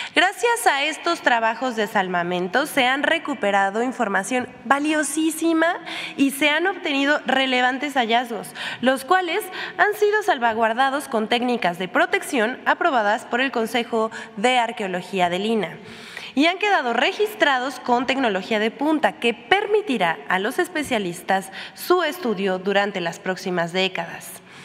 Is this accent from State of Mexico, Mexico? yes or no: no; Puebla, Mexico; como poblana